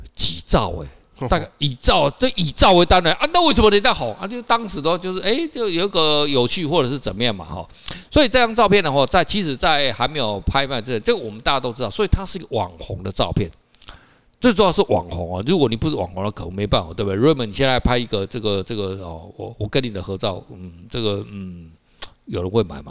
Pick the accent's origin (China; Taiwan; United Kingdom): Taiwan; 我们台湾人不知道嘛